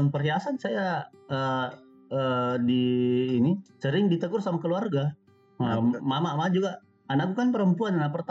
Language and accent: Indonesian; Makassar, South Sulawesi, Indonesia; dia kata apa tahu saya juga dari